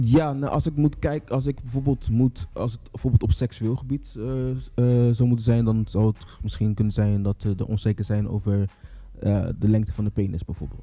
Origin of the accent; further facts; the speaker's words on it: Rotterdam, South Holland, Netherlands; 33 jaar, kom uit Rotterdam.